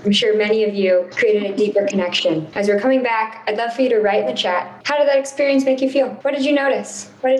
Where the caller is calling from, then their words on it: Texas, United States; I am calling in from Texas today